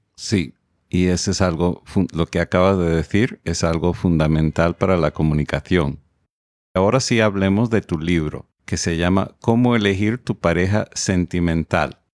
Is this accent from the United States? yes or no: yes; United States; yo soy estadounidense